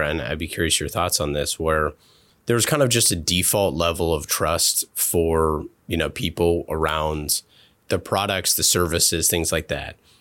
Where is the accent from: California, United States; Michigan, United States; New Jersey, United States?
California, United States; Oakland; moved away as an adult; growing up in Oakland and leaving to go into the military